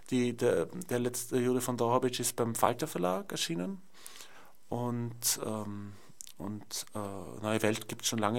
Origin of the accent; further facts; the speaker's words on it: Vienna, Austria; Ich bin aufgewachsen in Wien und es gab den Eisernen Vorhang.